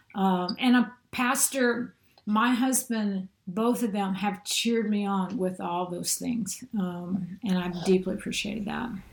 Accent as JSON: {"language": "English", "town": "St. Louis", "region": "Missouri", "country": "United States", "tie": "born or raised there", "also_born_or_lived": "Denver, Colorado", "moved": "as an adult", "lives_now": "Mobile, United States", "said": "I'm really from the St. Louis, Missouri area, just south of the city, and. Uh, grew up in a typical middle class home"}